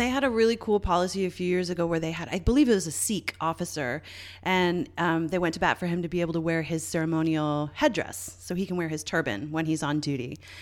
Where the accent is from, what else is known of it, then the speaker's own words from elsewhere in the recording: Canada; I'm Canadian